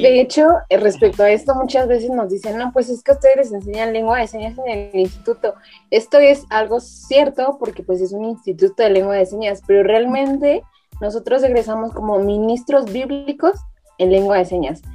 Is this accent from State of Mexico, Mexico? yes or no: yes; Toluca, State of Mexico, Mexico; yo soy de Toluca